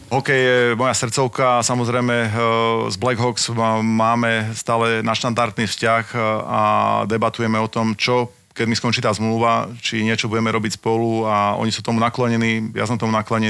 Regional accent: Slovakia; doma na Slovensku

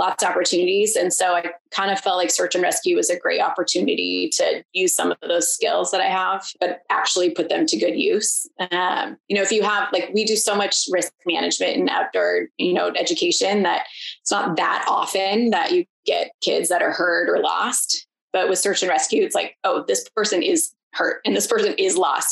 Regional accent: Issaquah, Washington, United States; moved away as an adult; also born or lived in Seattle / Bay Area; now in Bend, United States; I grew up in a town called Issaquah, which is like the last major town

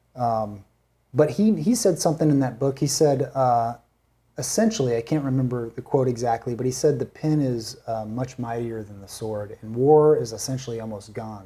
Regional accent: San Bernardino, California, United States; also born or lived in Newport; I was gonna move from San Bernardino to Newport

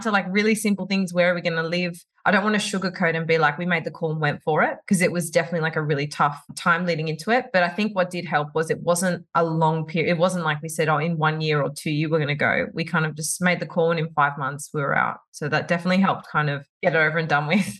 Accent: Sydney, New South Wales, Australia; moved away as an adult; now in Dubai, United Arab Emirates; we moved from Sydney, where we've lived our whole lives

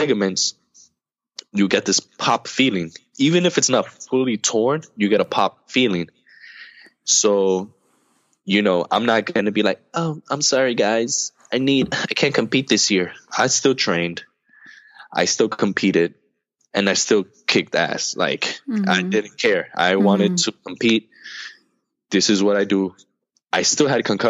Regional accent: United States; I'm American

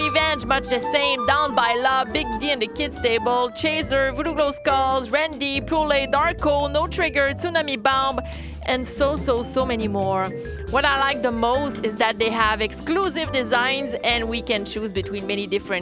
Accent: Quebec City, Quebec, Canada; I'm from Quebec City, Canada

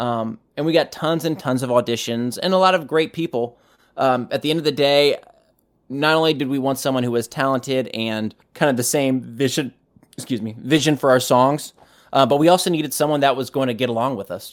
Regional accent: United States; I'm an American

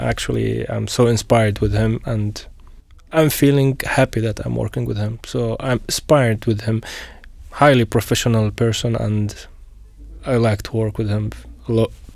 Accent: Syria; moved away as an adult; also born or lived in Ukraine / Canada; now in Slovakia; I'm from Syria

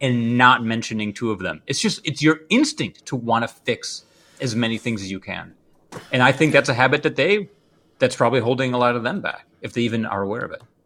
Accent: Midwest, United States; I'm a Midwesterner.

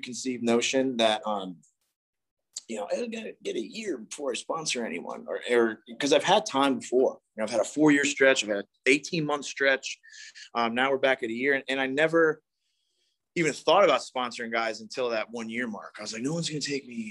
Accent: East Coast, United States; moved away; I grew up on the East Coast

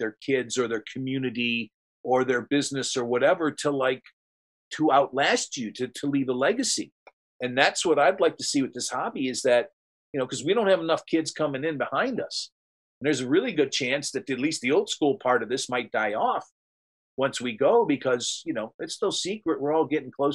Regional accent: near Cleveland, Ohio, United States; there's Amish countries between my hometown up near Cleveland and Columbus

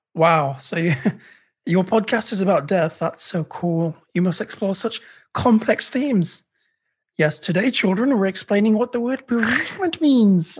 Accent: England, United Kingdom; moved away as an adult; now in Canada; I'm British Indian

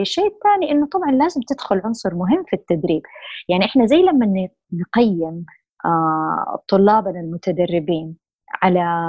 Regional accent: Saudi Arabia; also born or lived in Jeddah, Saudi Arabia / United States; عندنا بالسعودية

